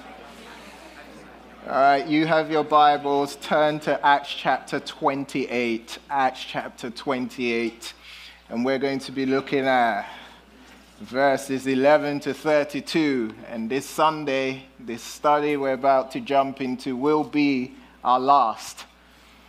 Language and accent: English; United Kingdom; moved away as an adult; now in United States; I'm not from America. I'm from the UK